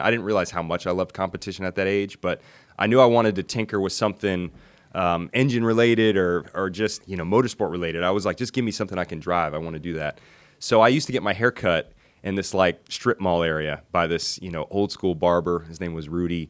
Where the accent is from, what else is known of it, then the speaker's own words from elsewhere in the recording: Hendersonville, Tennessee, United States; also born or lived in Nashville, Tennessee; I grew up in Hendersonville, Tennessee